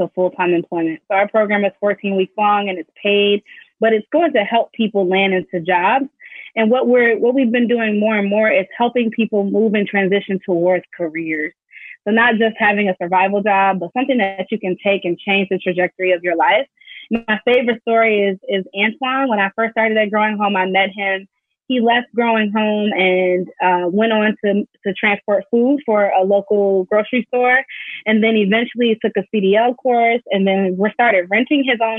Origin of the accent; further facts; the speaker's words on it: Inglewood, California, United States; still doing that work in my hometown